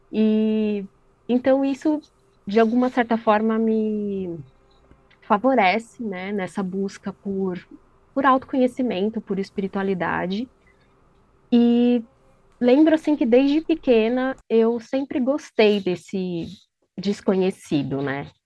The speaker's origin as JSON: {"language": "Portuguese", "region": "São Paulo", "country": "Brazil", "said": "Eu estou falando de São Paulo, mais especificamente aqui da região próxima à Avenida Paulista."}